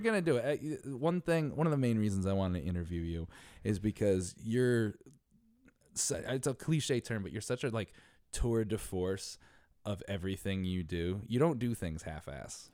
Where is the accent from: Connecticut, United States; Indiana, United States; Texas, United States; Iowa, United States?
Connecticut, United States; now in New York City, United States; I'm from Connecticut